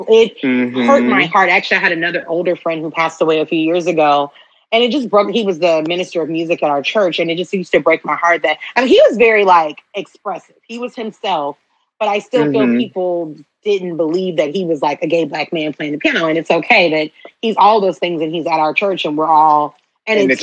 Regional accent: Houston, Texas, United States; I'm from Houston

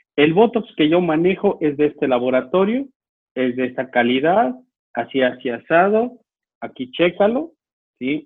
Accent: Mexico; now in Chihuahua, Mexico; como muchos mexicanos

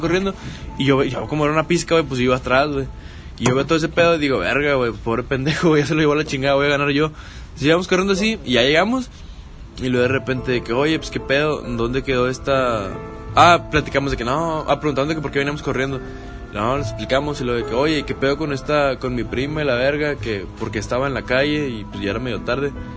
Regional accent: Salinas Victoria, Nuevo León, Mexico; En mi tierra natal, Salinas Victoria

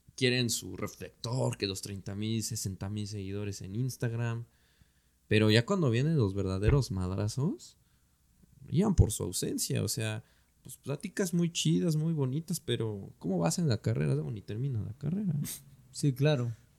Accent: Mexico; nosotros como mexicanas y mexicanos

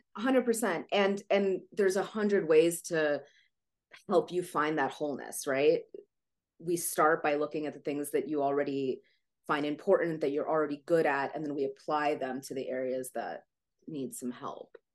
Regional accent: Ukraine; moved away; i was born in Ukraine

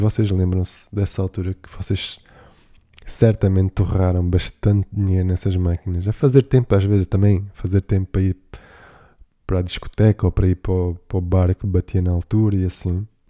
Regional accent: Algarve, Portugal; na minha terra, no Algarve

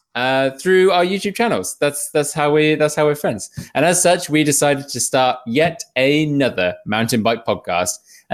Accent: England, United Kingdom; I am English as the queen, I'll have you know.

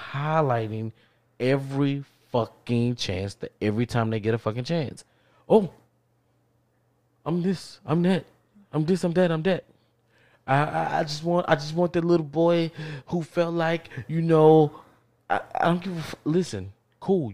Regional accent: Texas, United States; I grew up in Texas

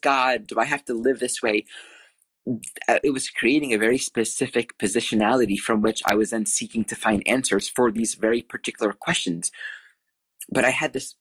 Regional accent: Wanamassa, New Jersey, United States; I grew up in Wanamassa, New Jersey

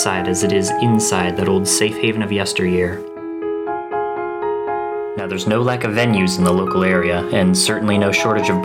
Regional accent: the South, United States; Growing up in the South

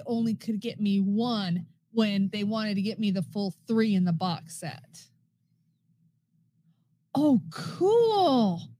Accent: Battle Mountain, Nevada, United States; growing up in Battle Mountain.

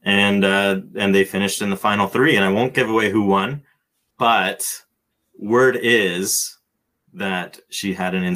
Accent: Cambridge, Ontario, Canada; I'm from Cambridge

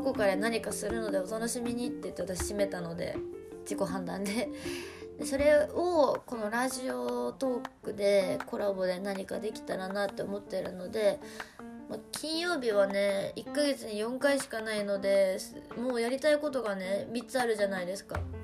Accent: Kushiro, Hokkaido, Japan; moved away as an adult; now in Tokyo, Japan; 北海道の釧路市というところで育生まれ育ったんですけど

